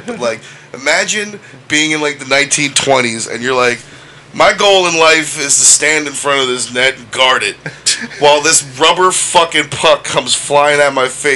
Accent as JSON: {"language": "English", "country": "United States", "tie": "born or raised there", "said": "I was born and raised in America"}